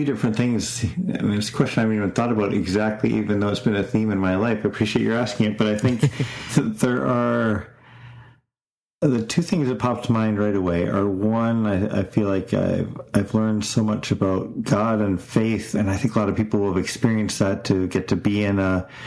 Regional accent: Florida, United States; also born or lived in Canada; I was born in Canada. I grew up there till I was 10, then moved to Florida. Lived in Florida till I was 20

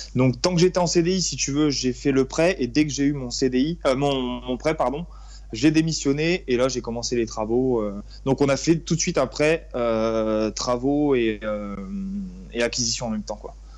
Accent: Reims, Grand Est, France; moved away as an adult; now in Paimpol, France; je suis originaire de la Champagne-Ardenne, donc euh, plus précisément de Reims

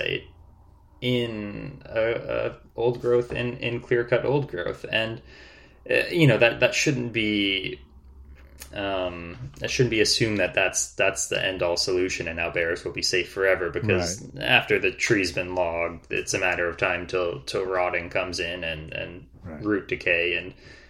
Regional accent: Newmarket, Ontario, Canada; moved away as an adult; also born or lived in Guelph, Canada; now in Vancouver Island, Canada; I'm from Newmarket

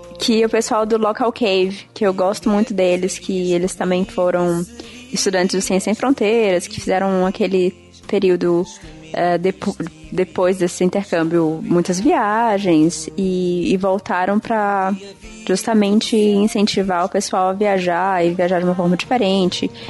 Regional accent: Parnaíba, Piauí, Brazil; moved away; also born or lived in Fortaleza / Marabá; eu nasci em Fortaleza, cresci em Parnaíba, no litoral do Piauí, e fui para Marabá.

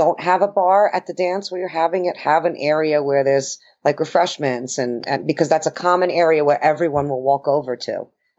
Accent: New York City, New York, United States; I'm from Brooklyn.

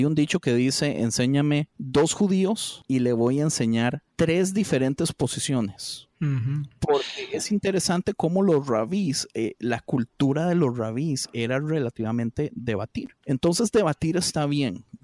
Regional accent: Costa Rica; Yo como buen tico siempre voy a ser tirado por, por lo mismo de no ejército, de pacifismo, de amor a la patria

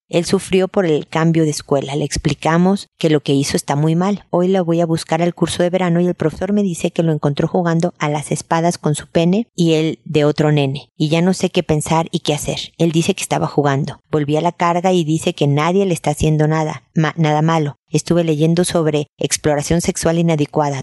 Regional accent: Mexico; moved away as an adult; now in Chile; soy mexicana, pero hemos vivido en Chile muchos años

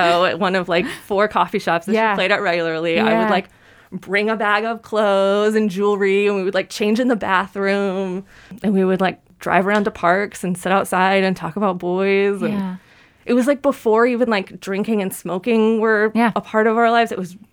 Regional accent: Nashville, Tennessee, United States; I'm from Nashville

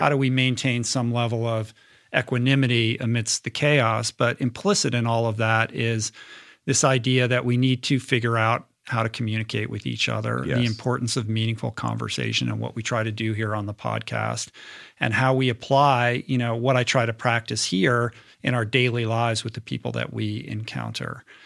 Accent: Washington, District of Columbia, United States; I grew up in Washington, D.C.

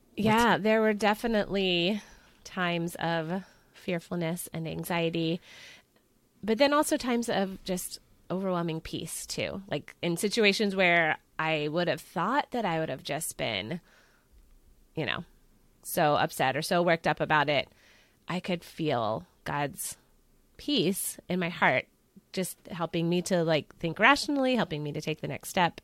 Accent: Pennsylvania, United States; I am from Pennsylvania along with Kelly

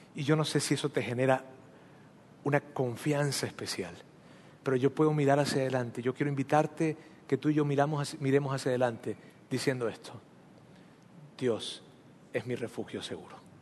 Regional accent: Mexico; Aquí todos somos mexicanos

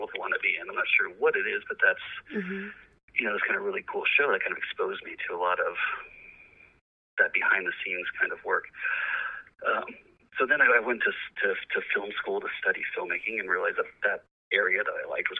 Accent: Los Angeles, California, United States; I grew up in Los Angeles

